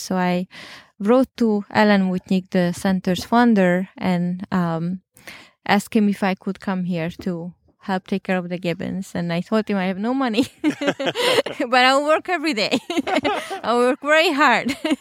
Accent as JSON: {"language": "English", "country": "Hungary", "moved": "yes", "said": "I'm originally from Hungary"}